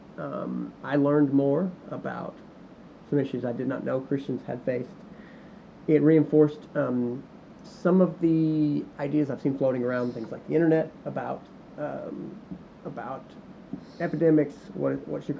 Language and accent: English; United States; being an American